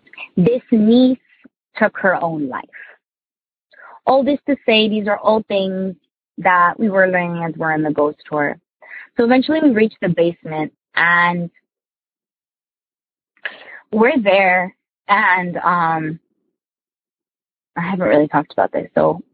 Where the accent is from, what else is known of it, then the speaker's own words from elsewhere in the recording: New Jersey, United States; I'm from Jersey.